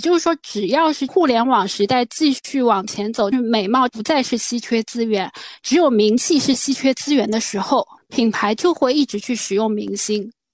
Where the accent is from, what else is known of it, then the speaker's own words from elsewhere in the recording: China; 但是我们中国人本质上特别喜欢做父母